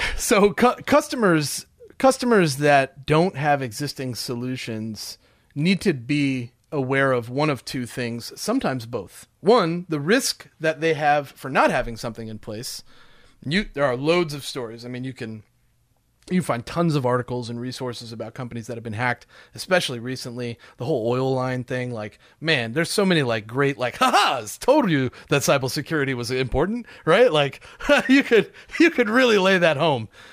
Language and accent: English; Smoky Mountains of Tennessee, United States; I'm from the Smoky Mountains